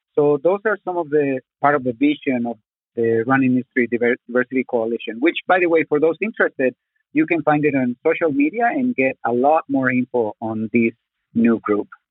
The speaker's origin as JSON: {"language": "English", "region": "Zacatecas", "country": "Mexico", "tie": "born or raised there", "also_born_or_lived": "Mexico City, Mexico", "second_language": "English", "moved": "yes", "lives_now": "Tucson, United States"}